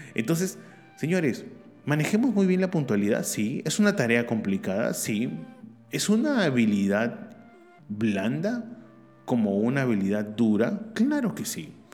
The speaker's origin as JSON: {"language": "Spanish", "country": "Peru", "also_born_or_lived": "Barcelona", "said": "acá en mi país, Perú"}